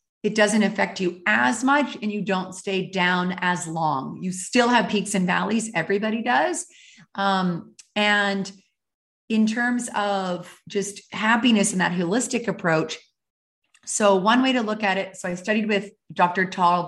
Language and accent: English; Calgary, Alberta, Canada; moved away as an adult; And I really rediscovered it sort of in my early 20s when I moved from Calgary, Alberta to Honolulu, Hawaii.